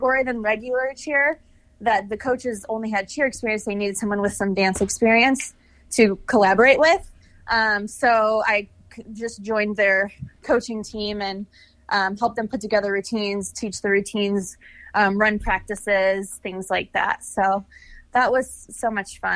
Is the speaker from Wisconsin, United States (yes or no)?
no; Chicago, Illinois, United States; moved away as an adult; also born or lived in Kansas City; now in Los Angeles, United States; I'm from Chicago